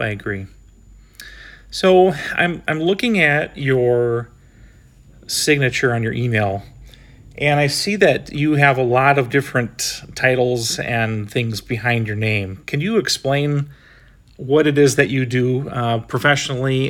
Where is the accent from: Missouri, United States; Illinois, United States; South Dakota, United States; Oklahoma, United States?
South Dakota, United States; Sioux Falls; I'm from Sioux Falls